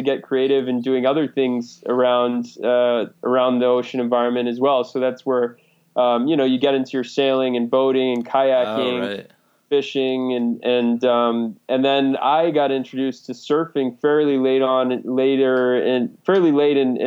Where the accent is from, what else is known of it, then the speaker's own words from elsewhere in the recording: just outside of Cape Cod, New England, United States; I grew up in New England, just outside of Cape Cod, so always grew up by the water.